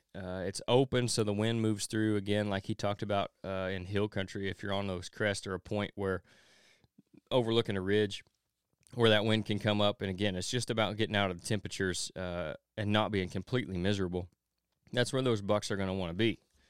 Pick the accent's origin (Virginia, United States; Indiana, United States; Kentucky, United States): Kentucky, United States; the winds of change are stirring in some states, including my home state of Kentucky.